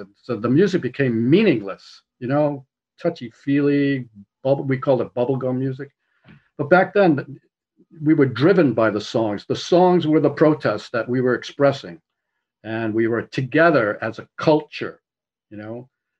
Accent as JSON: {"language": "English", "country": "United States", "said": "I am an American"}